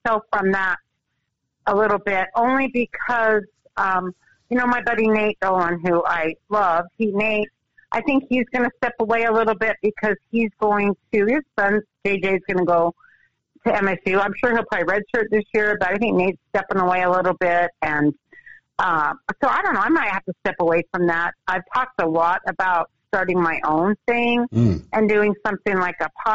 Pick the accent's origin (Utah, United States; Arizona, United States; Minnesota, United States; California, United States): Utah, United States; Southern; moved away as an adult; also born or lived in Montana; I grew up in Southern Utah, and I had all of my grandparents within three blocks my whole growing up